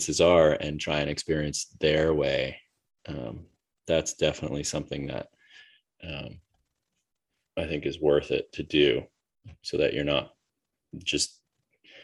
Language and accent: English; United States; as an American that travels a lot